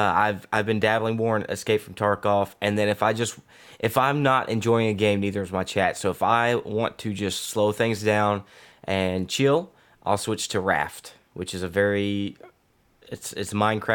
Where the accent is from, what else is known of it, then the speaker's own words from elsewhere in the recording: Australia; I'm Aussie